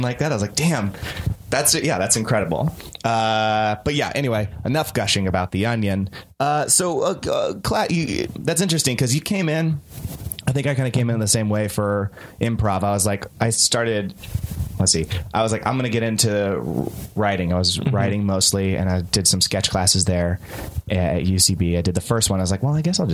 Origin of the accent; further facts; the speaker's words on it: Northern California, United States; I grew up in Northern California